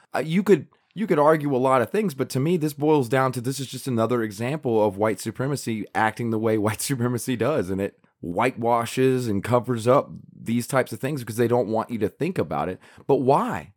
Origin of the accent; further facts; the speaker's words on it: South Carolina, United States; I'm from South Carolina, so I took South Carolina history